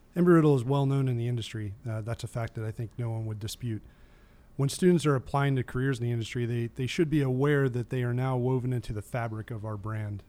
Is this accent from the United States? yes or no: yes; Maryland, United States; moved away as an adult; now in Florida, United States; I grew up in Maryland